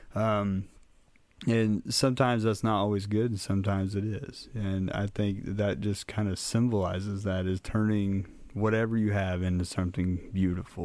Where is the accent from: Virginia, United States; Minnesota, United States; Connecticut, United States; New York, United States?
Minnesota, United States; Minneapolis; now in Crothersville, Indiana, United States; I was born and raised up in Minneapolis, um, lived there a majority of my childhood.